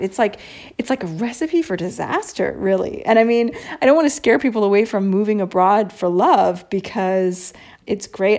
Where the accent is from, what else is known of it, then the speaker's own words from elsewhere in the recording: United States; moved away as an adult; now in Italy; me being an American